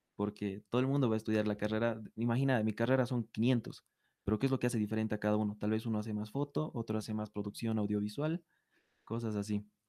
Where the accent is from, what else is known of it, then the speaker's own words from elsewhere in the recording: Bolivia; nosotros como bolivianos